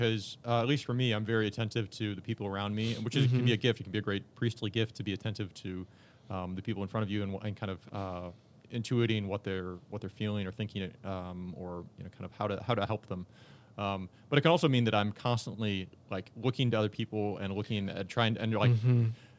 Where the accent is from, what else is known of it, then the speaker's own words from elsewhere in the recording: Tyler, Texas, United States; I'm from Tyler, Texas.